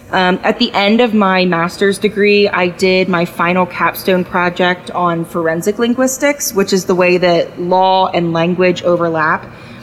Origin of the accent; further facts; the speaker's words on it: Pennsylvania, United States; Obviously, I'm from Pennsylvania.